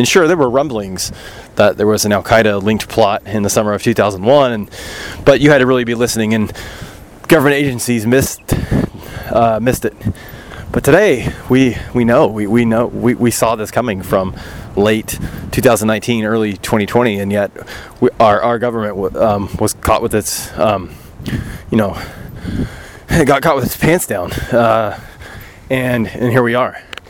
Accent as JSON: {"language": "English", "country": "United States", "said": "as an American"}